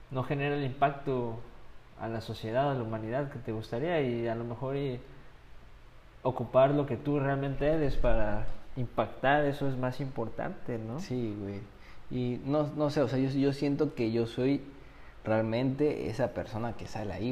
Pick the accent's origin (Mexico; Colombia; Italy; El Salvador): Mexico; tú estás sacando a mi, o sea, mi cuatza, güey, mi pueblo acá, mi México, hacia adelante, güey.